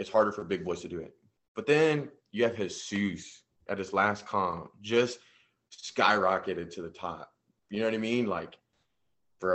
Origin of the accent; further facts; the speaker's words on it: San Antonio, Texas, United States; I'm from San Antonio. I'm about 30 minutes south, little town called Jordanton